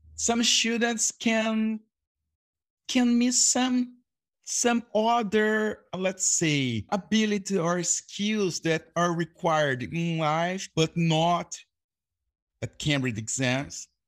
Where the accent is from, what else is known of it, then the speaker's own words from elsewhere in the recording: Brazil; English is a second language; also born or lived in Boa Vista, Roraima; I'm an English teacher from Brazil